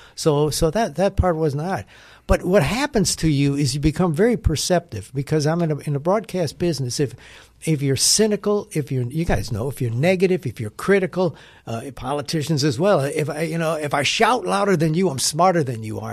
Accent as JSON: {"language": "English", "region": "Wisconsin", "country": "United States", "tie": "born or raised there", "moved": "yes", "lives_now": "Nashville, United States", "said": "I grew up in Wisconsin"}